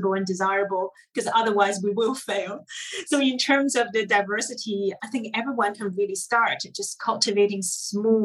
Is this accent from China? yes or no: yes; China; now in United Kingdom; growing up in China, we thought we were Asian.